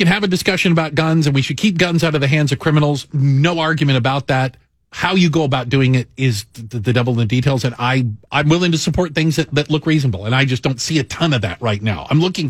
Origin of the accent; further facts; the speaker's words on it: Texas, United States; moved away; when I grew up in Texas, we all carried guns.